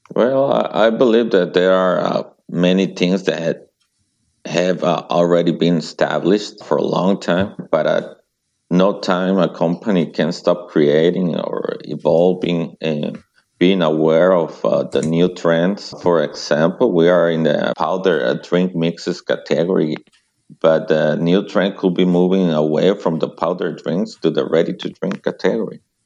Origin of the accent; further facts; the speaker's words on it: Mexico; English is a second language; moved away as an adult; also born or lived in Seattle, United States; now in United States; I was born in Mexico, but very close to the US Mexico border.